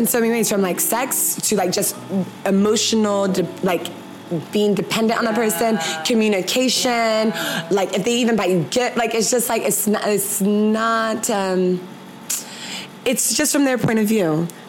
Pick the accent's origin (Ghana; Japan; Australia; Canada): Ghana; there's certain things I think as Ghanaian women, we're just, it just comes and it's like cooking.